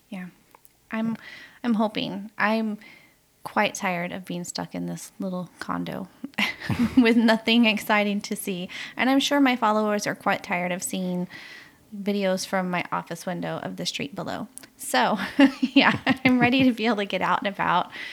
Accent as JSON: {"language": "English", "country": "United States", "moved": "yes", "said": "my home country"}